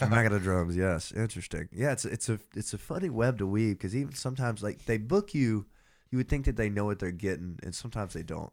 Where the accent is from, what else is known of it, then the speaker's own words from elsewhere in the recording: Athens, Georgia, United States; I'm from Athens